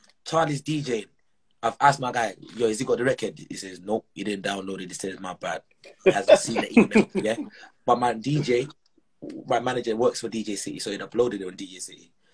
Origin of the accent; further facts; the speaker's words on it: Zimbabwe; also born or lived in Malawi; now in Edinburgh, United Kingdom; Growing up in Zim